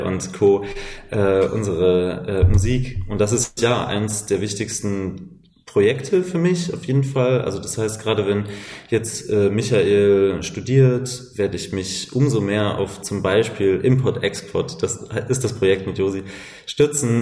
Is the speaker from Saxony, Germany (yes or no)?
yes; Leipzig, Saxony, Germany; now in Berlin, Germany; wir sind beide eigentlich Leipziger